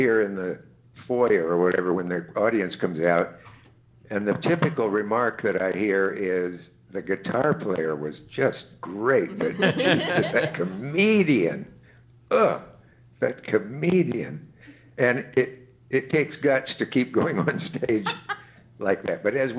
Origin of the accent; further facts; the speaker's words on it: Nebraska, United States; he's from Brooklyn and I'm from Nebraska